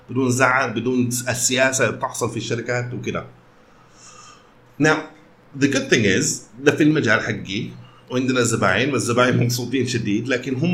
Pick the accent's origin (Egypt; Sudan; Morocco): Sudan; ما عندنا نقول اكثر منكم لكن انا سوداني